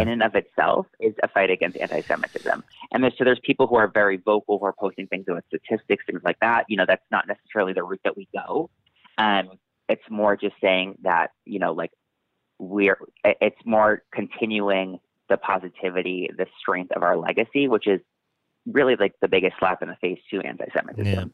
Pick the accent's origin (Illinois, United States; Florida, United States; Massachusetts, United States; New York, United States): Massachusetts, United States; where I grew up in Massachusetts